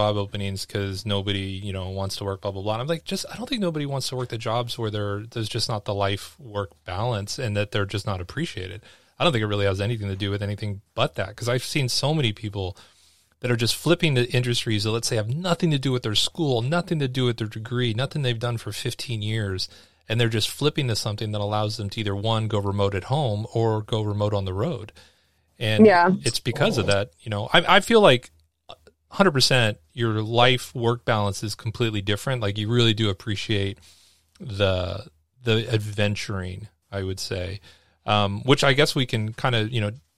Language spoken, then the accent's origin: English; California, United States; moved away; also born or lived in Sioux Falls, South Dakota; I don't tell them I'm from California anymore.